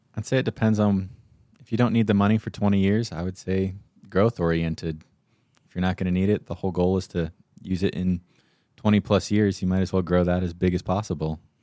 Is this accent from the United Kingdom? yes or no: no; Payson, Arizona, United States; I grew up in Payson